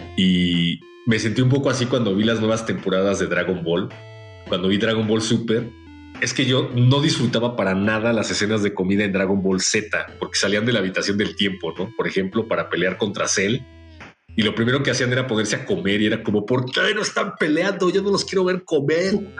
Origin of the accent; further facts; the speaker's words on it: Mexico; como mexicanos